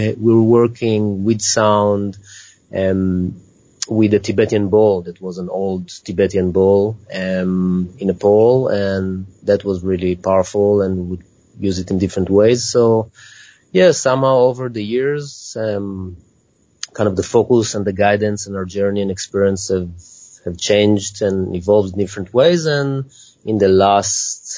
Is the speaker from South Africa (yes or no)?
no; Israel; moved away; I'm originally from Israel